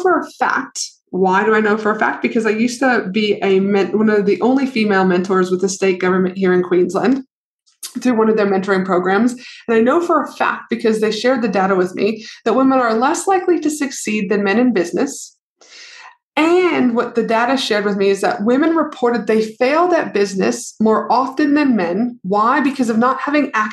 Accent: Canada; I'm from Canada

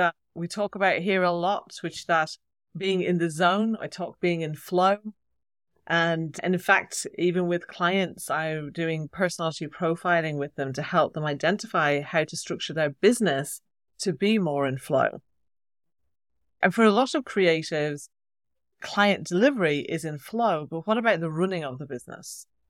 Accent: Ireland; accent: Irish; When I talk to my sister, then my Irish accent gets very strong. When I talk to English people, I think I sound more English.

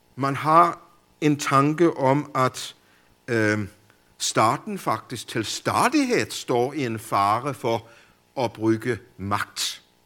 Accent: Denmark; hjemme i Danmark

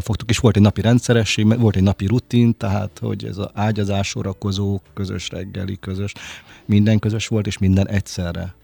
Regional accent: Hungary; vidéki vagyok

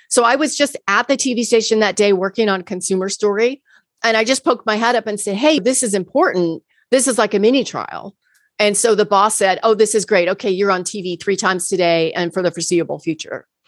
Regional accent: Key West, Florida, United States; moved away as an adult; also born or lived in Chicago / Tampa, Florida; I grew up in Key West, Florida

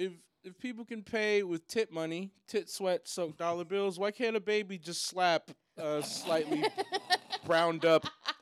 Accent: Seattle, Washington, United States; also born or lived in Portland; I'm from Seattle, but I've spent a lot of time in Portland

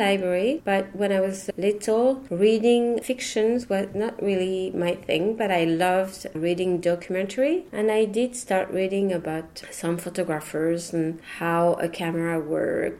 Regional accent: Paris, Île-de-France, France; first language French; English is a second language; moved away as an adult; also born or lived in Pantin / Brittany / Boston / Taiwan; My parents used to speak Breton when I grew up in Paris

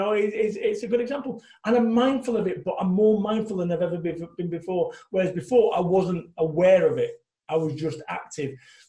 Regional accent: Salford, North West England, United Kingdom; now in Somerset, United Kingdom; When I first moved in this house over in Somerset, I'm coming from Salford, Manchester, living above Masonettes, above Chippies.

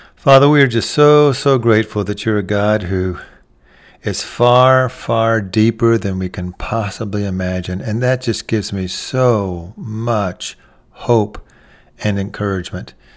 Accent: Texas, United States; I'm from Texas

